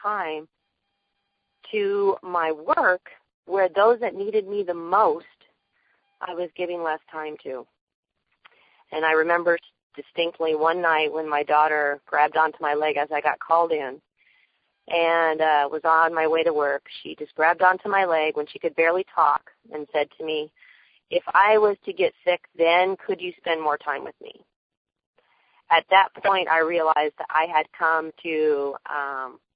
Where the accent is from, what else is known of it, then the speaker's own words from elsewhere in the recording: Riverside, California, United States; I'm from Riverside, California